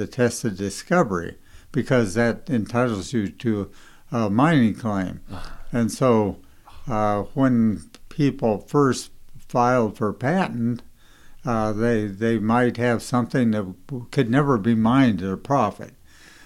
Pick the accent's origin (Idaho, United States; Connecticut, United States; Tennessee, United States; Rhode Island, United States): Idaho, United States; I was from Idaho